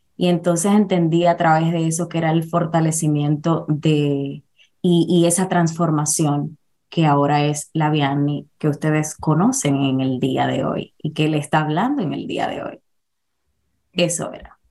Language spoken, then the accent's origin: Spanish; Dominican Republic; moved away as an adult; now in New York, United States; nací en la República Dominicana, emigré a los Estados Unidos a mis 32 años